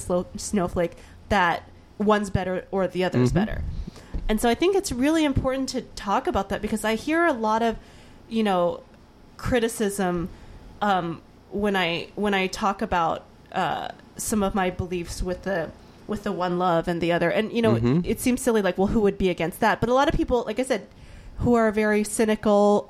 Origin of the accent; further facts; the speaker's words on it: the South, United States; I grew up in the South